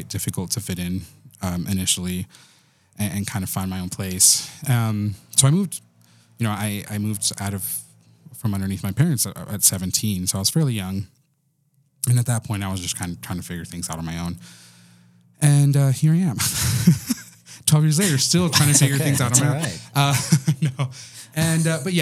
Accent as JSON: {"language": "English", "town": "Silver City", "region": "New Mexico", "country": "United States", "tie": "born or raised there", "also_born_or_lived": "Texas", "said": "I was born in Texas, grew up in New Mexico, and grew up in this very small little town called Silver City."}